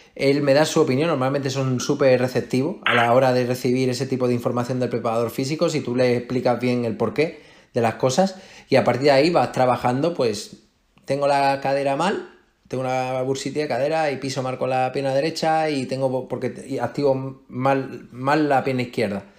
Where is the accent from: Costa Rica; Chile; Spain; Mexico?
Spain; Melilla; moved away as an adult; now in Madrid, Spain; yo soy de Melilla